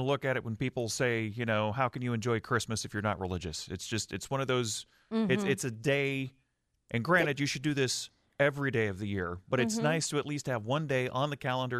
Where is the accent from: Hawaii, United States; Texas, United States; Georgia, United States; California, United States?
Texas, United States; Mesquite; I grew up in Mesquite